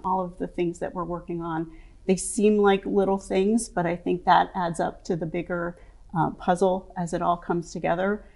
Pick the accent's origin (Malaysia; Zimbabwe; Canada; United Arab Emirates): Canada; Saskatchewan; moved away as an adult; also born or lived in Baltimore, Maryland; now in Maryland, United States; I grew up in Saskatchewan, um, which is a more rural, um, area.